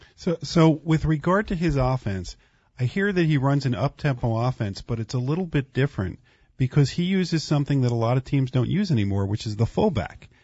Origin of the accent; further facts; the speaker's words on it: New Jersey, United States; I grew up in New Jersey